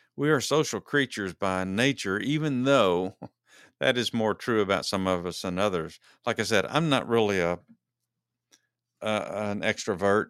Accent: Dallas, Texas, United States; both Dennis Lee and I are fans of the Dallas Cowboys because we are from Dallas, Texas

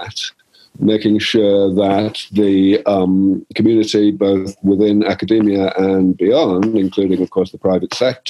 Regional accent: London, United Kingdom; moved away as an adult; also born or lived in Cambridge; now in California, United States; I grew up in London

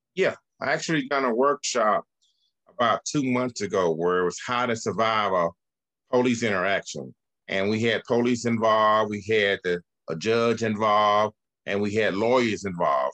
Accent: Birmingham, Alabama, United States; I grew up in the Birmingham housing projects.

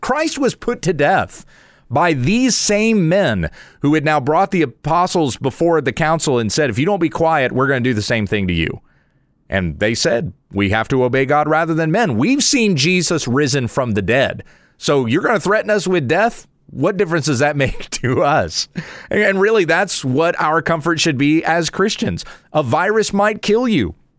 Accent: United States; I'm an American

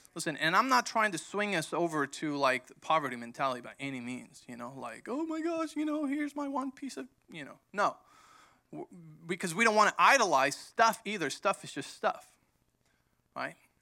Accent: Mexico; moved away; growing up in Mexico, when my dad started the church

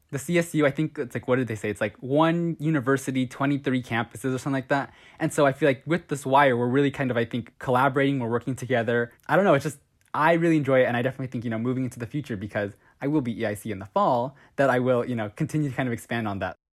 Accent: Southern California, United States; I'm from SoCal, I'm like an hour east of L A.

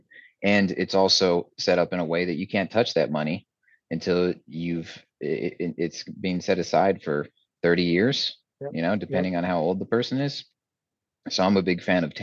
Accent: Texas, United States; I was born and raised in Texas

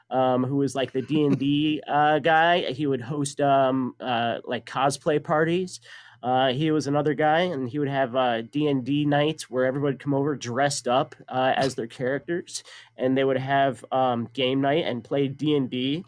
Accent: San Bernardino, California, United States; born there; I was born in San Bernardino, Los Angeles County.

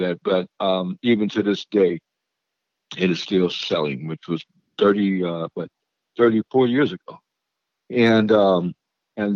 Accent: St. Louis, Missouri, United States; I'm from St. Louis, Missouri.

